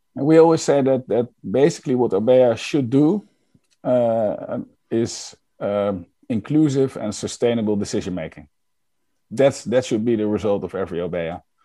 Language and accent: English; Netherlands; I'm from the Netherlands